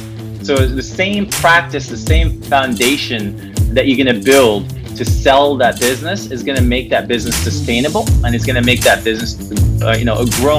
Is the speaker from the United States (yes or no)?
no; Morocco; English is a second language; So like I said, I'm originally from Morocco. I started my career in banking early age.